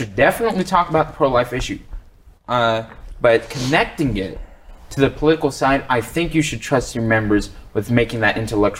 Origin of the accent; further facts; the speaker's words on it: the South, United States; Hey, I'm a Southerner too.